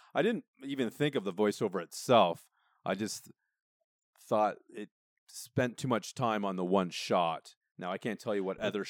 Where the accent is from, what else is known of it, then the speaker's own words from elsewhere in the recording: Canada; we're Canadian